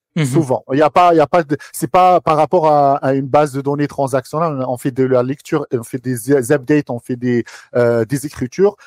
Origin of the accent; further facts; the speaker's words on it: Algiers, Algiers Province, Algeria; moved away as an adult; now in France; j'ai grandi à Alger. Ok. Euh, je suis d'originaire d'Alger